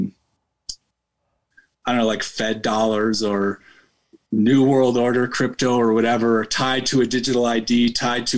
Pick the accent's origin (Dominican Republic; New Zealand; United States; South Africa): United States; Chicago, Illinois; moved away as an adult; now in Colorado, United States; I'm from Chicago, I don't fucking live there anymore